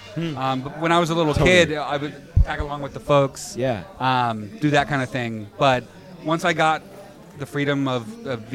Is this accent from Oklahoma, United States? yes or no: yes; Tulsa, Oklahoma, United States; now in Chicago, United States; I grew up in Tulsa, Oklahoma